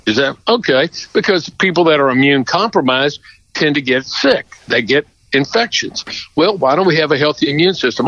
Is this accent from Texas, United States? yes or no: yes; Houston, Texas, United States; I'm from Houston. You know, Houston, Texas is part of the Piney Woods.